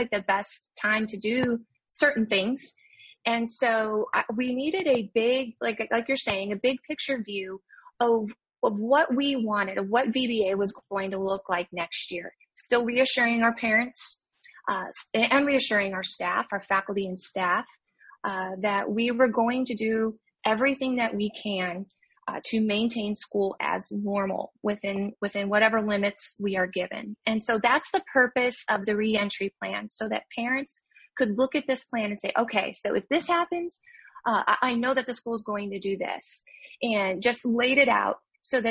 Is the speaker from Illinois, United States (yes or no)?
yes; Chicago, Illinois, United States; moved away as an adult; now in Weatherford, United States; I'm originally from Chicago, and now I am in Weatherford, Texas